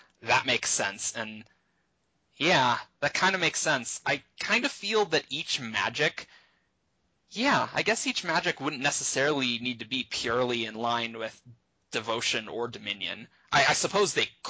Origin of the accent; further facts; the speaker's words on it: United States; we in America, we think of ourselves as American